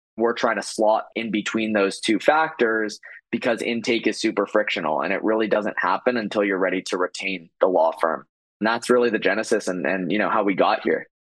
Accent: Toronto, Ontario, Canada; I am Canadian, I'm from Toronto

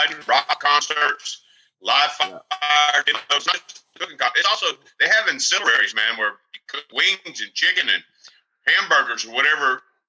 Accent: Lake Charles, Louisiana, United States; moved away as an adult; also born or lived in North Georgia Mountains; now in North Georgia, United States; I'm from Lake Charles, Louisiana, okay? That's where I'm from. Okay. Born and raised, Lake Charles, Louisiana. I happened to come to the mountains about 25 years ago

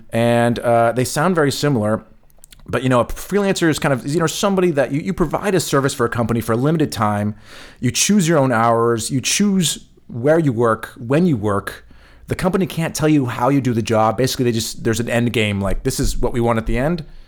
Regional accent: California, United States; moved away as an adult; now in Germany; I'm from California

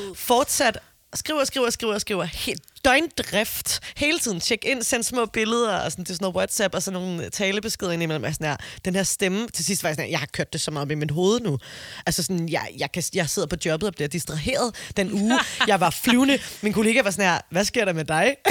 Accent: Copenhagen, Capital Region of Denmark, Denmark; Jeg er fra Amager, det er jo ikke en mm. provins

